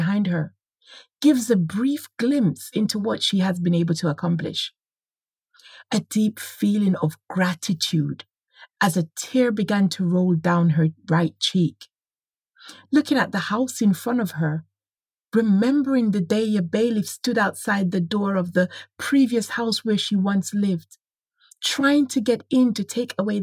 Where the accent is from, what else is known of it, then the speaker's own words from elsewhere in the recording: Jamaica; moved away as an adult; now in United Kingdom; whilst growing up in Jamaica